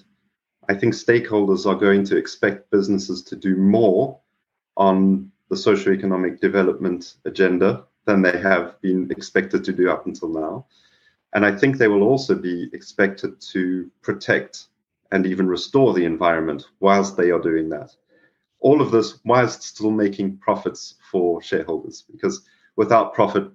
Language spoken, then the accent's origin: English; South Africa; moved away; also born or lived in Mumbai, India; growing up in South Africa